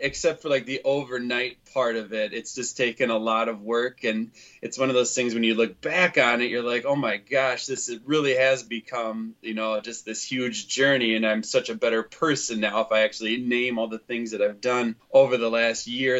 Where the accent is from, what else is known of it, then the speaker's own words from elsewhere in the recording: Winona, Minnesota, United States; now in Cottage Grove, United States; I grew up in Winona, Minnesota, and now I live in Cottage Grove, Minnesota